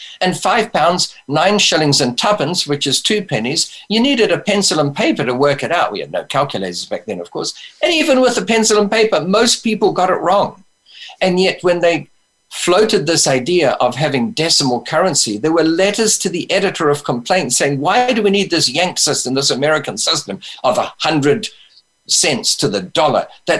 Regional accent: New Zealand; born there; moved away; Well, I've got some experience of that because I was born in New Zealand and we had the old British system of money.

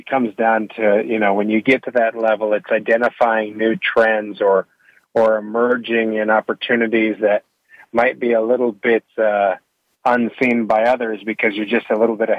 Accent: Davis, California, United States; moved away as an adult; also born or lived in England / Ireland / Dubai / Australia; now in Kentucky, United States; My background is I'm from Northern California, Davis. My dad was the director of the UC Davis Festival

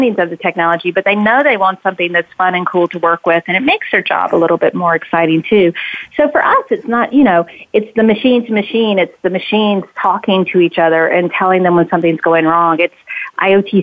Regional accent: South Carolina, United States; moved away; I'm from South Carolina originally, so I think I have a little bit of NASCAR redneck in me

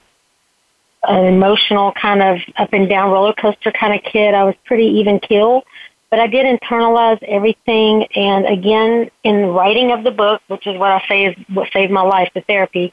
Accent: Southeast Texas, United States; I was born in Southeast Texas

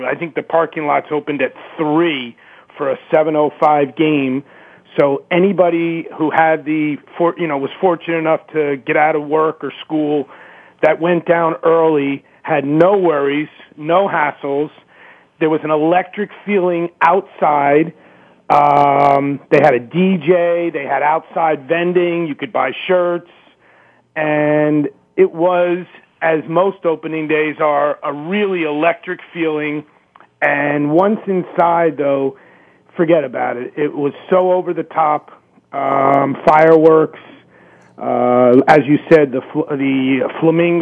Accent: New York, United States; moved away; I grew up in New York

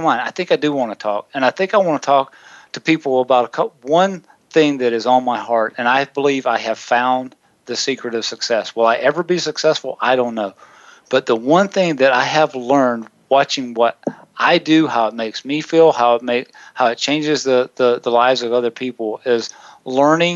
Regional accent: Williamston, South Carolina, United States; a local church in my hometown of Williamson, South Carolina

